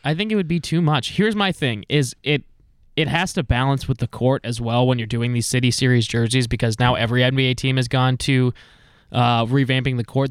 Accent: East Coast, United States; moved away; I grew up on the East Coast

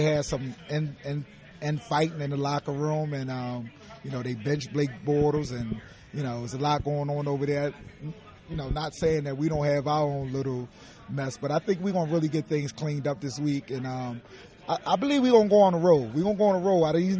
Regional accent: Philadelphia, Pennsylvania, United States; I'm from Philadelphia, and I'm 41 years old, so I've been an Eagles fan my whole life.

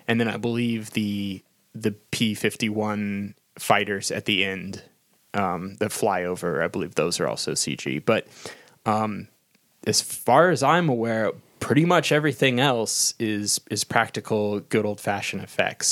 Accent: United States; I'm an American

